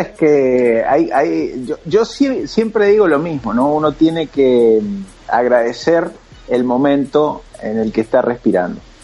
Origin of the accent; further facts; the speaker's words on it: Argentina; nosotros los argentinos